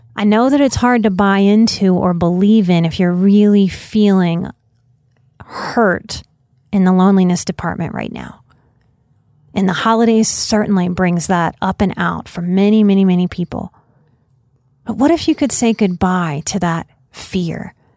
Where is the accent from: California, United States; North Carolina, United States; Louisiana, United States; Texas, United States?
Louisiana, United States; New Orleans; I come from New Orleans